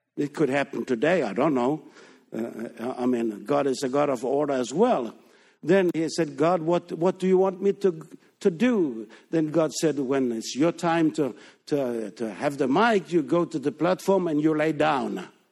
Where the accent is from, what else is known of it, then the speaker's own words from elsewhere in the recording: Denmark; English is a second language; moved away as an adult; we are born and raised in Denmark, but we left Denmark in nineteen sixty-nine.